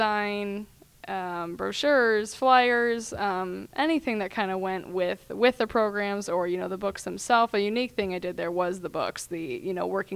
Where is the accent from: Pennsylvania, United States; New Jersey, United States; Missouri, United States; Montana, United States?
Missouri, United States; St. Louis; also born or lived in Denver / Cincinnati; I came back here to St. Louis where I was born and raised. Well, not born. I was born in Denver, but basically born and raised here because we moved here when I was three